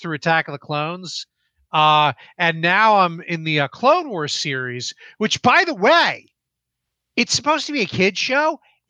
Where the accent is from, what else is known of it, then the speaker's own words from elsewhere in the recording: New Jersey, United States; now in Pennsylvania, United States; I'm from Jersey.